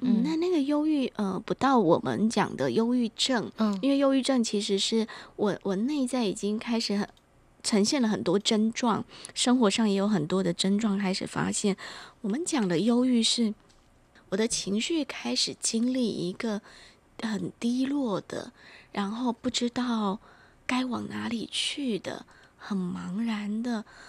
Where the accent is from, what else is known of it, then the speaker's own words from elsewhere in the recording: Taiwan; 我们台湾人或者是关于华人世界里面更深层的东西